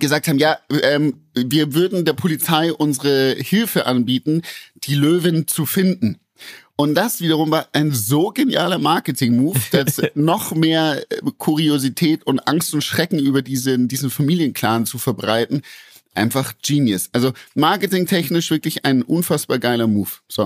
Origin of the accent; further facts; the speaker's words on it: Bavaria, Germany; bei uns in Bayern